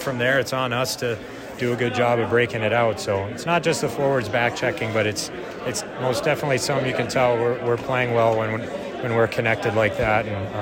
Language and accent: English; Detroit area, Michigan, United States; I'm not from Detroit either, but I just say that I'm from Detroit.